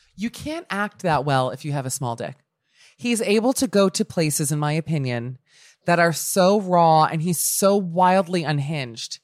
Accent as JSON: {"language": "English", "town": "Miami", "region": "Florida", "country": "United States", "moved": "yes", "lives_now": "Los Angeles, United States", "said": "I'm from Miami"}